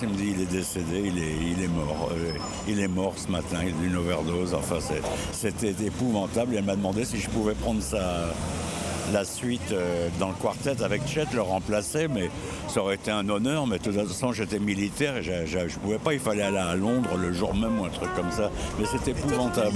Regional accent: Paris, Île-de-France, France; je suis parisien

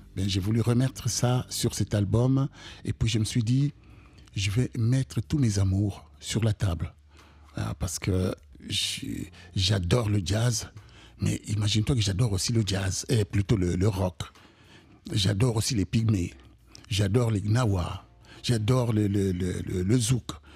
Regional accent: Kinshasa, DR Congo; moved away as an adult; also born or lived in Brussels, Belgium / United States; now in France; je viens du Congo, Kinshasa

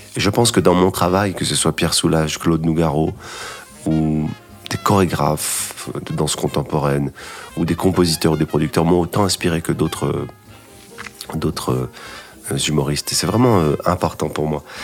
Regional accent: Casablanca, Casablanca-Settat, Morocco; moved away; also born or lived in Paris / Los Angeles / New York; c'est un piano d'enfance que j'avais euh, quand j'étais petit à Casablanca

